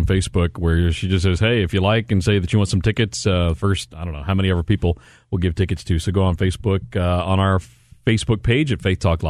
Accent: Texas, United States; moved away; I grew up in Texas.

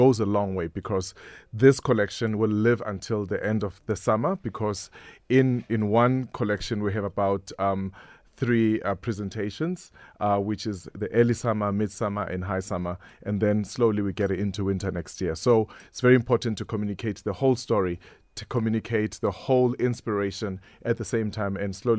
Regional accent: Vosloorus, Gauteng, South Africa; born there; But I was born in Vosloorus. What do you mean?

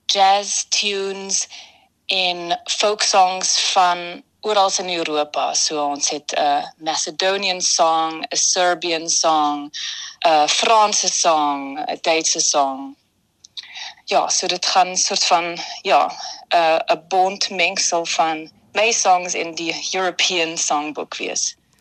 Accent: Vienna, Austria; Ek is hier gebore in Wenen

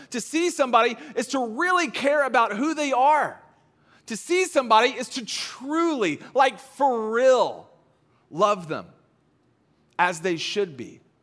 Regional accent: the South, United States; I grew up in the South.

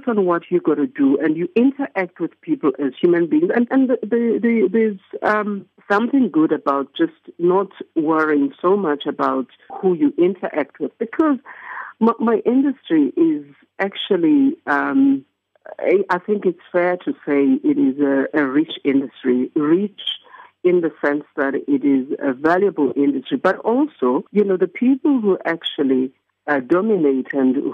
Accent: Eastern Cape, South Africa; being South African myself

